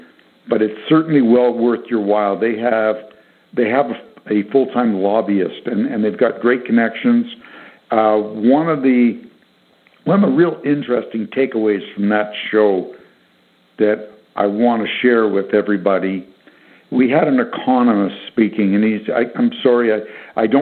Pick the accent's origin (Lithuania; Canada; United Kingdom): Canada; being Canadian